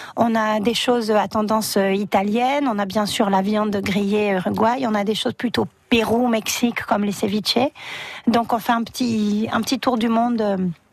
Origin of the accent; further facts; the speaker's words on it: Réunion; also born or lived in Buenos Aires, Argentina; now in Perpignan, France; Moi, je suis réunionnaise